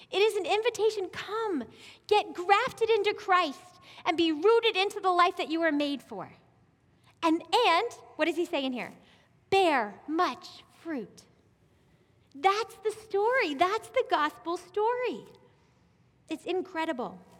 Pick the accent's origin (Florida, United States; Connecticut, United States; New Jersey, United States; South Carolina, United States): South Carolina, United States; I came from South Carolina, like I said, and we had these beautiful apple orchards, like climb the trees, apple orchards, like acres and acres. And we moved here.